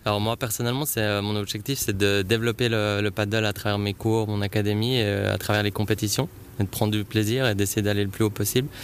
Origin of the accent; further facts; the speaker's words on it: Aigle, Vaud, Switzerland; also born or lived in Saint-Symphorien; je viens de saint symphorin mais j'ai passé toute mon enfance à Aigle